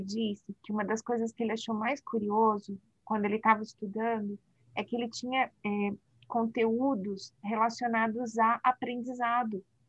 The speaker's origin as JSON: {"language": "Portuguese", "country": "Brazil", "said": "nós, como brasileiros, fisioterapeutas"}